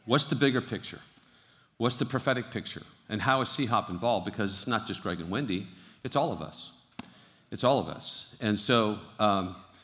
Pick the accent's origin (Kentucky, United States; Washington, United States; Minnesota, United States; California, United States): California, United States; Fremont; I was born and raised in Fremont